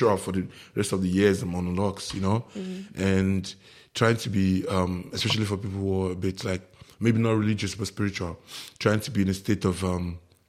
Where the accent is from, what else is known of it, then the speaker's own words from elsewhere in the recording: Lagos, Nigeria; also born or lived in Imo State; I grew up in Lagos